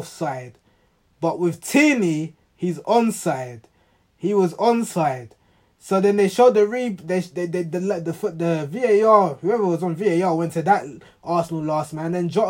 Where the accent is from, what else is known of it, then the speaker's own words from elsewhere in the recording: Ghana; I'm Ghanaian